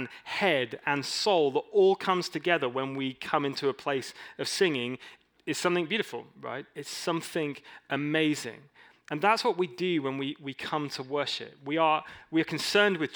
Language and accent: English; England, United Kingdom; I'm an English dude.